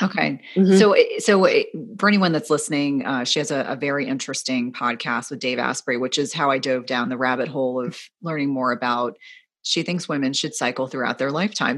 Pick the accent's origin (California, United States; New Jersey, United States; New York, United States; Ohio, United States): New Jersey, United States; I grew up in New Jersey